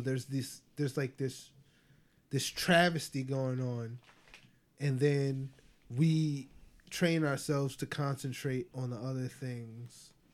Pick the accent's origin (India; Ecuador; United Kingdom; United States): Ecuador; growing up in Ecuador, I grew up around predominantly white people.